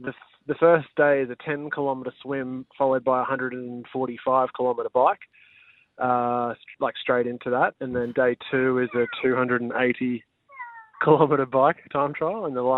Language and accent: English; Queensland, Australia; now in Sunshine Coast, Australia; No, I grew up in Brizzy Hills.